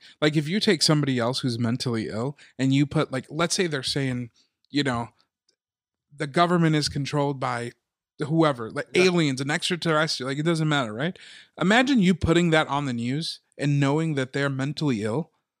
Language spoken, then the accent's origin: English; Chicago, Illinois, United States; I'm from Chicago.